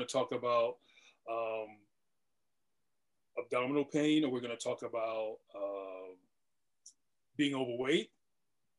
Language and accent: English; East Coast, United States; moved away as an adult; now in Los Angeles, United States; I'm originally from the East Coast